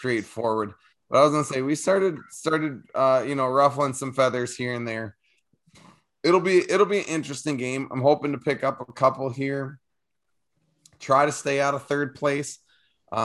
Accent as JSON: {"language": "English", "country": "United States", "said": "once they hear me say words, they will know I'm from America"}